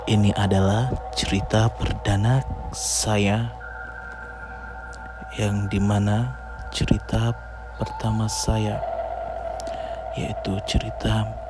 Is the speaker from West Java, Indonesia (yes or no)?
no; Samosir, North Sumatra, Indonesia; Cerita berawal dari daerah saya di daerah Sum Samosir.